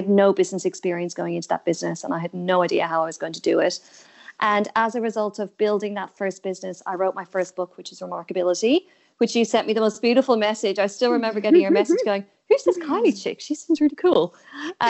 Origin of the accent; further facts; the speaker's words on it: Ireland; moved away as an adult; now in Australia; I'm obviously originally from Ireland and I've been in Australia for 10 years